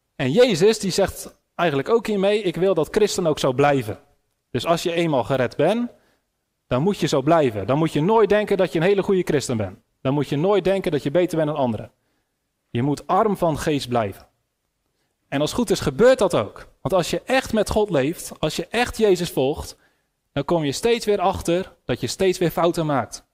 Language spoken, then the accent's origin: Dutch; Netherlands; Ik ben een Nederlander